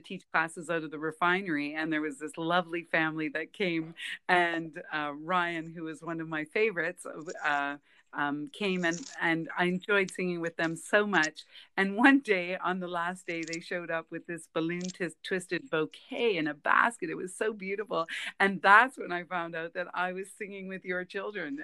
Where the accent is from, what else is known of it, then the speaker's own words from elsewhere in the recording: Kapuskasing, Ontario, Canada; now in Saskatchewan, Canada; Grew up in Northern Ontario, a little town called Kapuskasing.